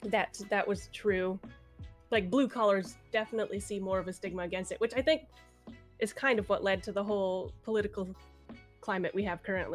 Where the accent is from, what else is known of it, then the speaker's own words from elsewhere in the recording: California, United States; born there; I was, yeah. I was born in Cali.